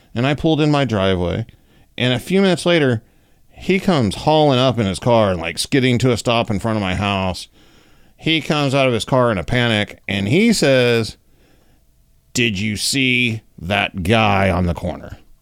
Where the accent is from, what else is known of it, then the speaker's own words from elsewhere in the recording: Oklahoma, United States; Growing up in Oklahoma